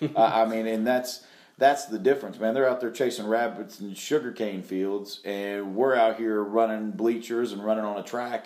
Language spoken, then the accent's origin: English; South Carolina, United States; growing up in South Carolina